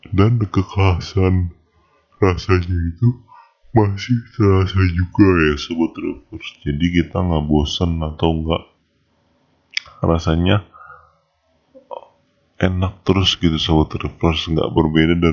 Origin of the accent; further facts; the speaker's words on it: Depok, West Java, Indonesia; karena aku juga berasal dari Depok